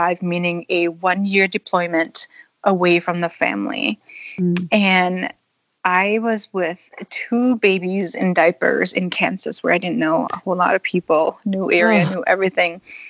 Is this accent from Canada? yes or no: no; Thailand; now in Spokane, United States; I'm part Thai. I grew up in Thailand